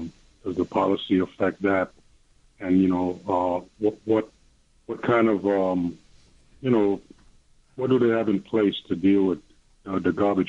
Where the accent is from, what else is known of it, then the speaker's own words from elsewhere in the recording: New York, United States; I'm from West Harlem.